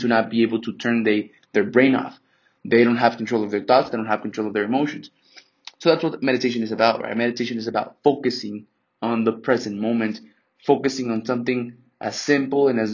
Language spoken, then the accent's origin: English; Mexico; now in United States; I'm from Mexico. My mom is Mexican, and I'm Mexican as well.